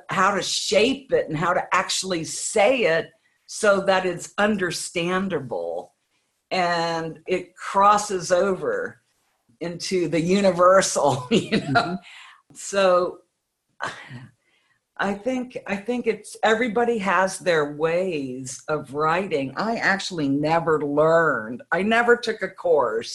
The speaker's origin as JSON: {"language": "English", "country": "United States", "said": "I'm an American"}